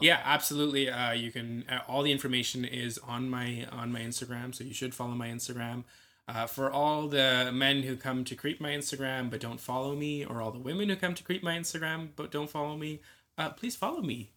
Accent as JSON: {"language": "English", "town": "Scarborough", "region": "Ontario", "country": "Canada", "tie": "born or raised there", "said": "I was born and raised in Scarborough"}